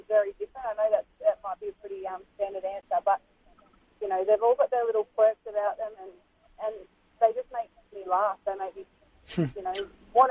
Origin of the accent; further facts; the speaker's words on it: Warragul, Victoria, Australia; I grew up in Warrigal